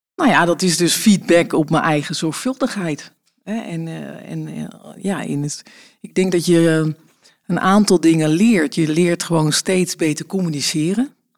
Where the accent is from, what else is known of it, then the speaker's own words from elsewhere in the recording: Friesland, Netherlands; also born or lived in Deventer; now in Wassenaar, Netherlands; opgegroeid in Friesland